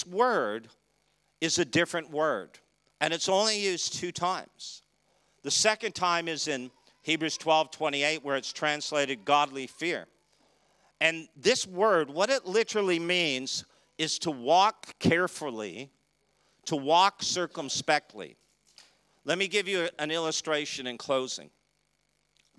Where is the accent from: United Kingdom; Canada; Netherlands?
Canada; I'm from Canada. It gets cold there.